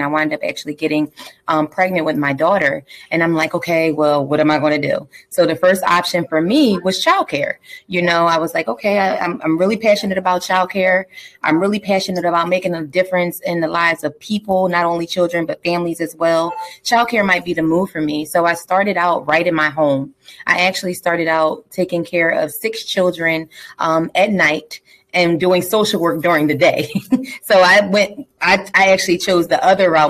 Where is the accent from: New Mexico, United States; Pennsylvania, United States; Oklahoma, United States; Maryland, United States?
Pennsylvania, United States; Philadelphia; I'm from Southwest Philadelphia, born and raised